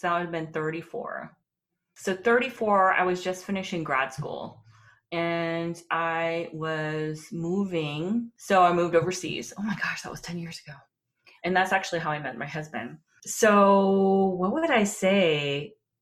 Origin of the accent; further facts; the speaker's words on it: Texas, United States; moved away as an adult; also born or lived in Washington, D.C.; my heritage is Korean, but I was born and raised in Texas